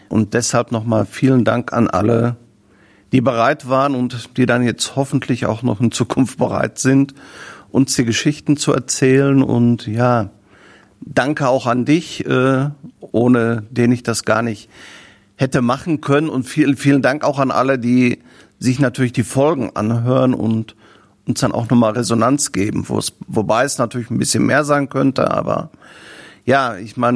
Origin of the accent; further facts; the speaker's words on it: Herne, North Rhine-Westphalia, Germany; Herne, oder beziehungsweise ich bin ja Wanne Eikler Junge, äh, Herne Wanne Eikel ist meine Heimat, weil ich auch die Menschen hier mag.